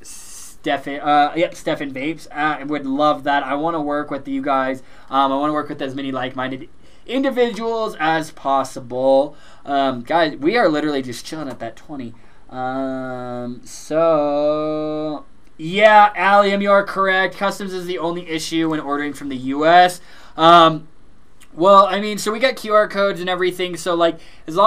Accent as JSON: {"language": "English", "region": "Colorado", "country": "United States", "said": "we are from Colorado"}